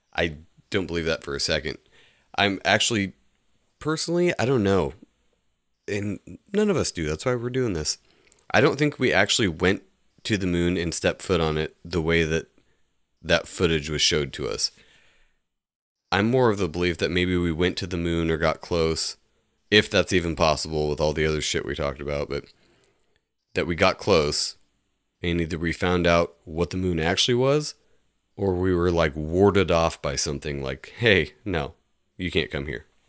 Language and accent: English; United States; we're American